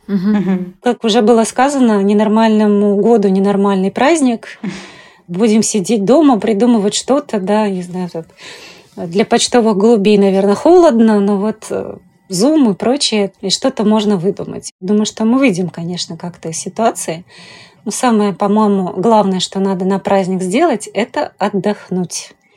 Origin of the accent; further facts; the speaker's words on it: Tashkent, Uzbekistan; now in Moscow, Russia; родилась в Ташкенте. Когда я приехала в Москву